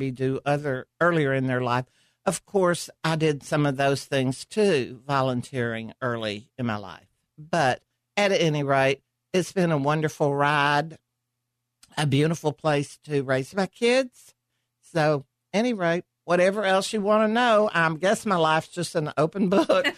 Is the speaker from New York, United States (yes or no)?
no; Pine Bluff, Arkansas, United States; moved away as an adult; also born or lived in Germany; now in Carrollton, United States; I was born in Pine Bluff, Arkansas